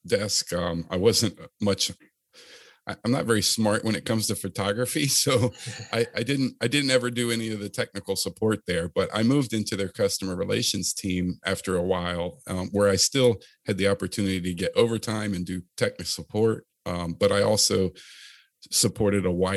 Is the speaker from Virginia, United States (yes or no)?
yes; Chesapeake, Virginia, United States; I grew up in Chesapeake, Virginia area, Virginia Beach, if you're not familiar with the area, and went to high school there